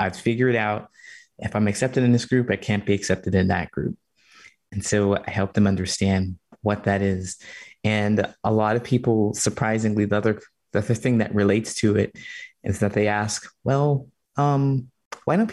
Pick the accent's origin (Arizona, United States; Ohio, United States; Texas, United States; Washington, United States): Ohio, United States; moved away as an adult; also born or lived in California; now in Chicago, United States; I grew up in Ohio in a small town